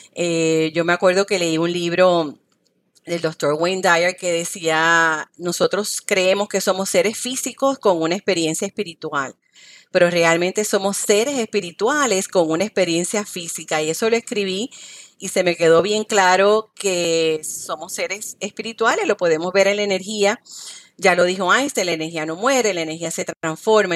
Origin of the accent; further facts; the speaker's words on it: Guayama, Puerto Rico; moved away as an adult; also born or lived in Ponce, Puerto Rico; now in Miami, United States; nací en Ponce, Puerto Rico, soy de Guayama y actualmente estoy viviendo en Miami